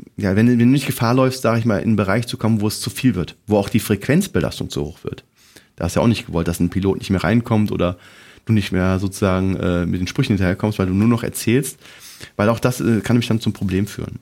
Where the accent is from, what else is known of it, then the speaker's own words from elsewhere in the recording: near Cologne, North Rhine-Westphalia, Germany; ich komme aus der Nähe von Köln, zwölf Kilometer entfernt vom Flughafen